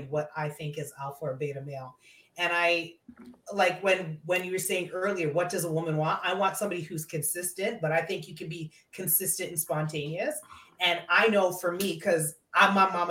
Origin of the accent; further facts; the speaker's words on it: Canada; I was born in Canada